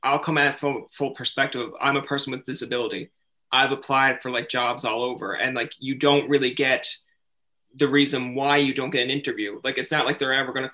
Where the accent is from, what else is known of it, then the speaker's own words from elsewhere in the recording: Newfoundland and Labrador, Canada; moved away as an adult; also born or lived in Ontario; I'm coming from Newfoundland. So to be honest, we don't get a lot of different ethnicities